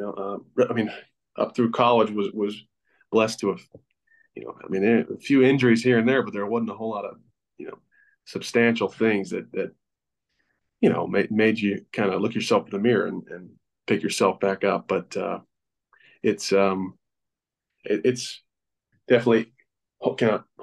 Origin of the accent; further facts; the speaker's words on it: Rock Hill, South Carolina, United States; Rock Hill, South Carolina is my hometown